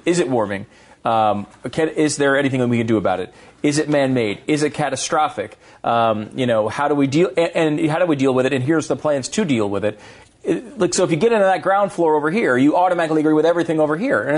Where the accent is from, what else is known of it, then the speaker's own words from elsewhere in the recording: Canada; I mean, I can tell you right now, as a Canadian sports celebrity